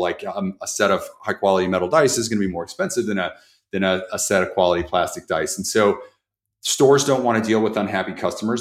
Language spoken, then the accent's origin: English; Jefferson City, Missouri, United States; the one that I grew up in with in Jefferson City, Missouri.